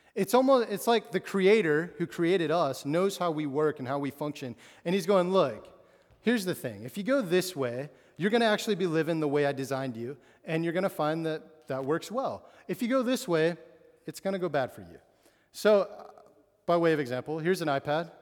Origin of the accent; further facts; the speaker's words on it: Absarokee, Montana, United States; moved away; I grew up in Montana, uh, which is a huge state with no, not many people